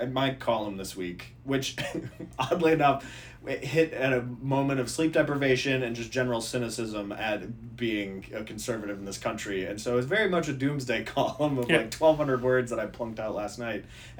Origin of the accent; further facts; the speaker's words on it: Minnesota, United States; 6th district was my district I grew up in Minnesota.